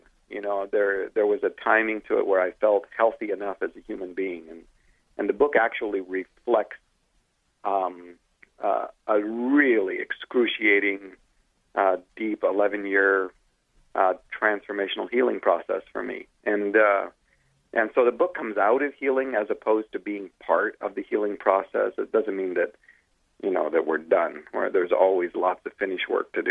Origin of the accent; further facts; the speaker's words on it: Canada; I'm Canadian